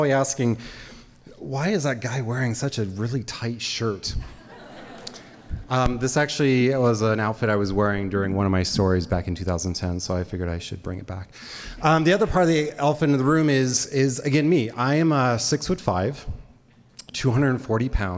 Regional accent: Idaho, United States; I grew up here in Idaho

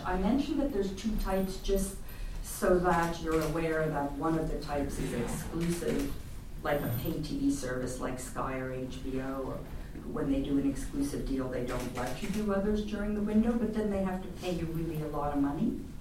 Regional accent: Canada; now in Netherlands; I'm Canadian

